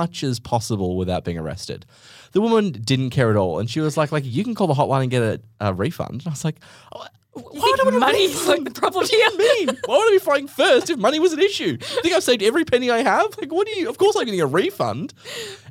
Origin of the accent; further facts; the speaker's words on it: Australia; we're Australian